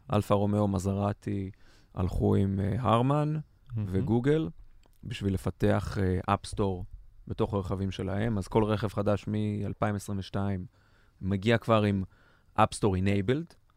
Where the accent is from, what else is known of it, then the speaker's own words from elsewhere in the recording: Ganei Tikva, Central District, Israel; בן 42, מגני תקווה